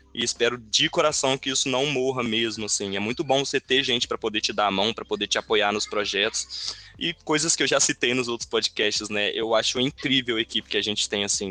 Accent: Brazil; da gente enquanto brasileiro

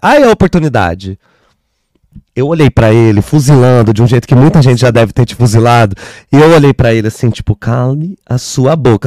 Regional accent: Caçapava, São Paulo, Brazil; now in São Paulo, Brazil; Caçapava, que é onde eu cresci, é uma cidade que fica a uma hora e meia, duas horas daqui.

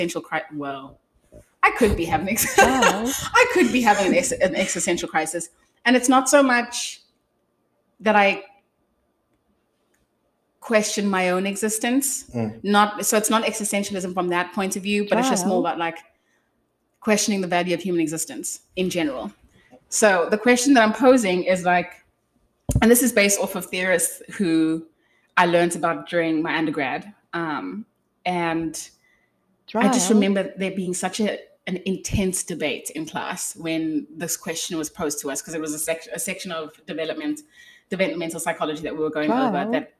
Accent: South Africa; I failed at being South African

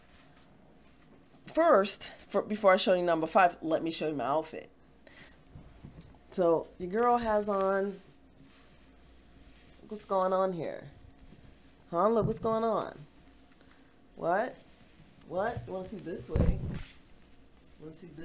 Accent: Baltimore, Maryland, United States; I'm from Baltimore

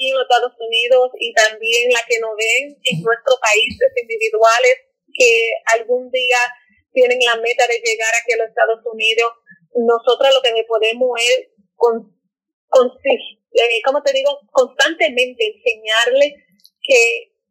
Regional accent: Dominican Republic; moved away as an adult; also born or lived in New York / Santo Domingo / North Carolina; now in United States; yo estoy debajo de afro latina porque soy una morenita, pero soy latina y soy dominicana.

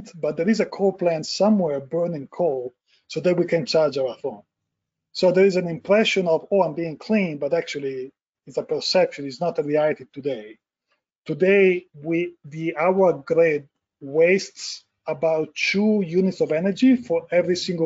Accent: Italy; moved away as an adult; now in United States; I was born and raised in Italy, and we practiced architecture for almost 10 years before moving the company to the US

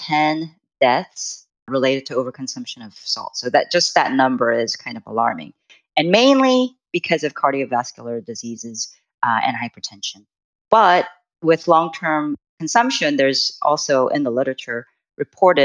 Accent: South Korea; moved away; I am originally from Korea

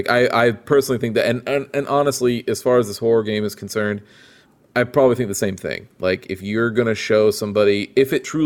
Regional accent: Peoria, Illinois, United States; in my hometown, which in Peoria, it was not that big

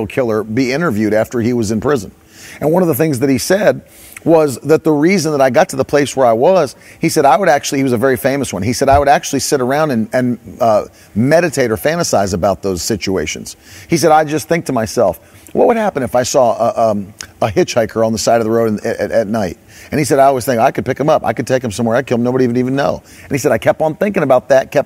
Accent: West Virginia, United States; I grew up in West Virginia

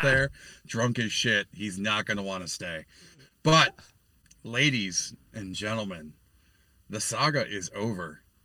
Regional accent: New York, United States; now in Pennsylvania, United States; my home state of New York

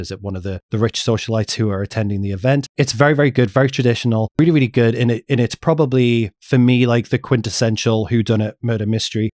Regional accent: England, United Kingdom; growing up in England

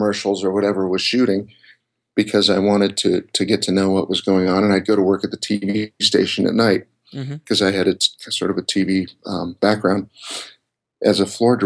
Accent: Colorado, United States; moved away as an adult; also born or lived in Florida; I grew up in Colorado, and I went to school at the University of Colorado

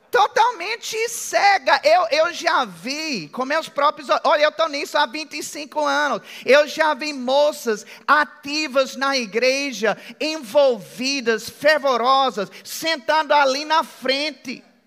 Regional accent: United States; accent: American; Portuguese is a second language; now in Brazil; eu tenho sotaque americano. Alguém percebeu que eu tenho um sotaque americano? É bem de leve

